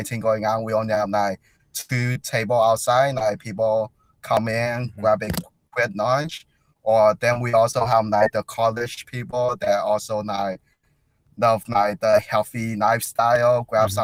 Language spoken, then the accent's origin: English; Chicago, Illinois, United States; I grew up in Chicago